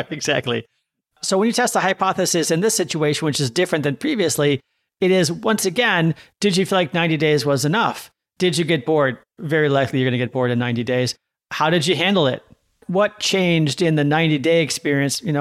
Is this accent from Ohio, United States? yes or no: no; Seattle, Washington, United States; Or I'm always happier on rainier days because I'm from Seattle, right?